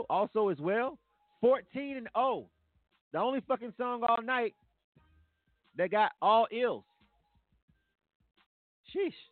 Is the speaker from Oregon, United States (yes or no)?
no; Michigan, United States; I'm from Michigan.